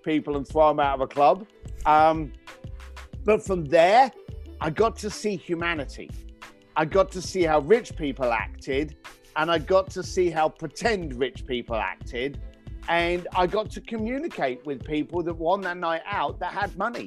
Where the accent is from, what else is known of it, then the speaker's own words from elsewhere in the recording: London, United Kingdom; I was raised up in East London